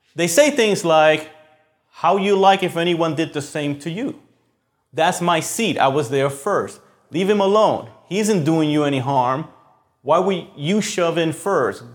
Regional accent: Puerto Rico; moved away; we grew up in Puerto Rico

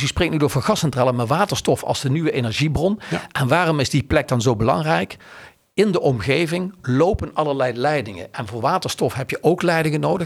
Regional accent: Maastricht, Limburg, Netherlands; moved away; ik kom uit Maastricht

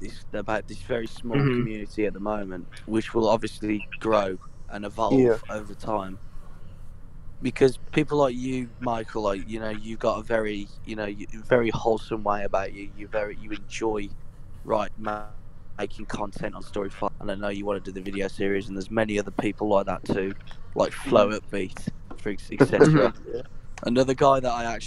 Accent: United Kingdom; I'm British

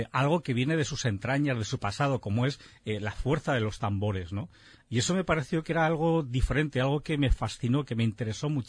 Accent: Calanda, Aragon, Spain; alguien de mi pueblo

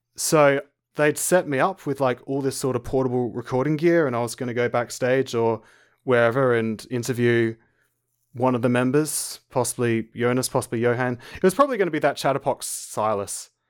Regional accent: Adelaide, South Australia, Australia; I'm an Australian. I live in Adelaide, South Australia.

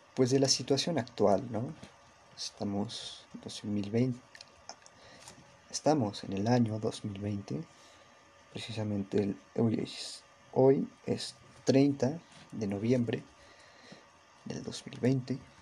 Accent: Mexico City, Mexico; Soy mexicano, soy de México, de la ciudad

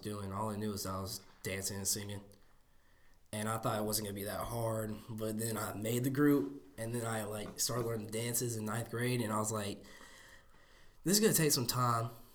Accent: Jasper, Alabama, United States; from Jasper, Alabama. I go to Jasper High School. I'm in tenth grade

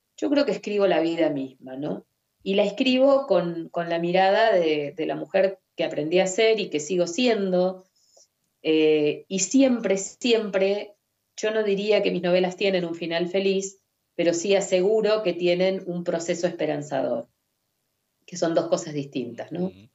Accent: Mar del Plata, Buenos Aires Province, Argentina; Nací en Mar del Plata, vivo acá desde entonces

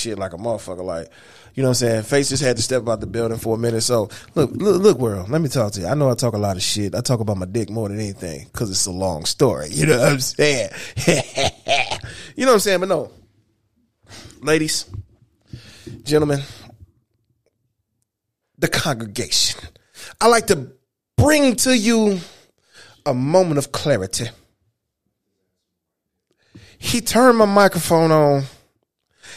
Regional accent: Detroit, Michigan, United States; my hometown of Detroit, Michigan

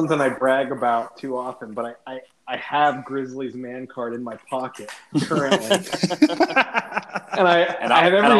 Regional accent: Pennsylvania, United States; I usually answer that question by just saying Pennsylvania, because I was born in Western PA, spent a good chunk of my childhood in North Central PA, and then most recently, Eastern Pennsylvania, Philadelphia, now the Lehigh Valley

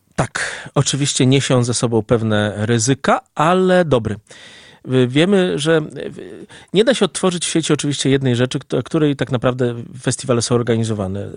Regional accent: Lublin, Lublin Voivodeship, Poland; Jako dumny lublinianin

